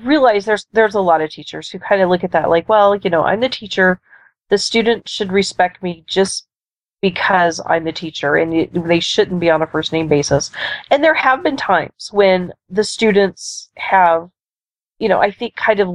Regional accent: Texas, United States; also born or lived in Florida; now in Nebraska, United States; I grew up in Texas

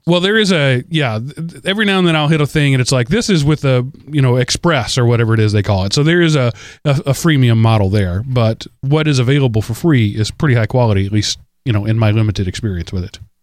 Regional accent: Texas, United States; I'm from Texas

